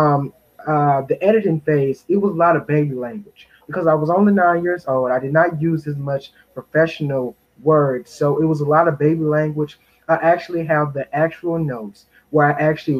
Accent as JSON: {"language": "English", "town": "Henderson", "region": "North Carolina", "country": "United States", "said": "my community, I am from Henderson, North Carolina, Vance County"}